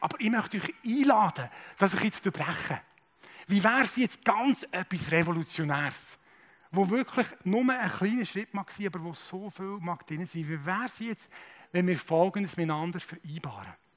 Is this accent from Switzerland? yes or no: yes; Switzerland; es ist für uns Schweizer zumindest mal ein kultureller Tabubruch, mit Fremden zu reden